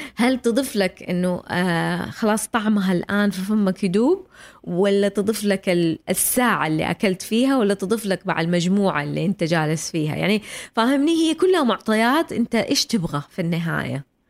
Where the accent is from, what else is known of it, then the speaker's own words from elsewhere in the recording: Saudi Arabia; عندنا في السعوديه